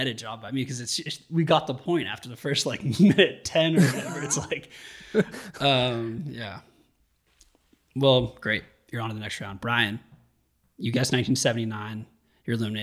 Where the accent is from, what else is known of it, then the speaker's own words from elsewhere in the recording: Marin, California, United States; I'm from Marin